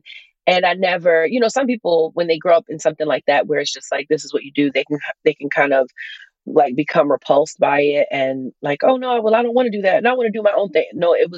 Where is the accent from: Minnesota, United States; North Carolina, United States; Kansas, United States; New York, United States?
New York, United States; Queens; now in Suffolk County, United States; I live in Long Island right now in Suffolk County, but I'm from Queens, New York. So I'm a New York City girl, but I'm in Long Island now.